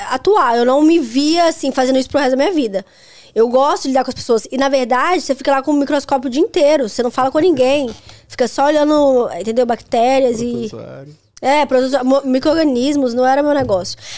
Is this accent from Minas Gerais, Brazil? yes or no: yes; Belo Horizonte, Minas Gerais, Brazil; Hospital de Belo Horizonte que eu nasci.